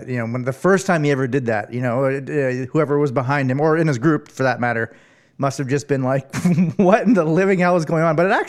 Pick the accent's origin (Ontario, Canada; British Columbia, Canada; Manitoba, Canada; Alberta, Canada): Ontario, Canada; Arnprior; born or raised there